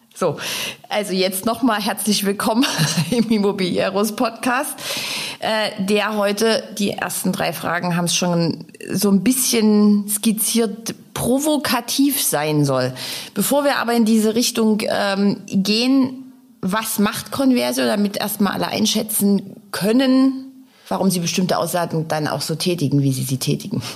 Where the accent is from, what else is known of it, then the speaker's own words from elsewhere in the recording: Dresden, Saxony, Germany; meine Heimatstadt